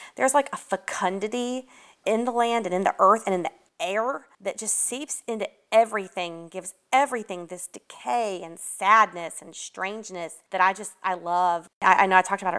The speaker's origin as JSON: {"language": "English", "town": "Atlanta", "region": "Georgia", "country": "United States", "tie": "born or raised there", "said": "I grew up here. So even though I'm from Atlanta"}